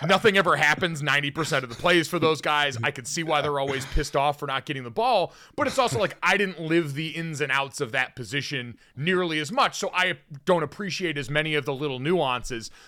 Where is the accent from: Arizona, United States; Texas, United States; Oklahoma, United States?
Arizona, United States; when I was growing up in Arizona